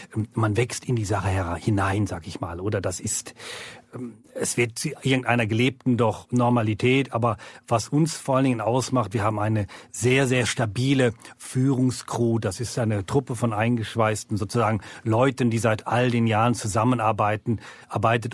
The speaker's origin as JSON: {"language": "German", "town": "Gütersloh", "region": "North Rhine-Westphalia", "country": "Germany", "tie": "born or raised there", "also_born_or_lived": "Bern, Switzerland", "moved": "as an adult", "lives_now": "Lake Biel, Switzerland", "said": "eigentlich gebürtig in Gütersloh, Deutschland"}